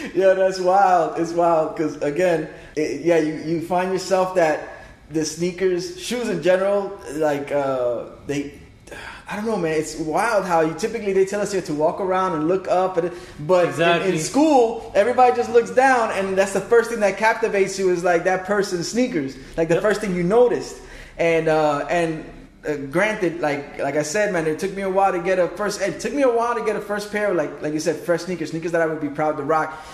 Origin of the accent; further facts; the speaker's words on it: New York, United States; now in South Florida, United States; I'm originally from New York.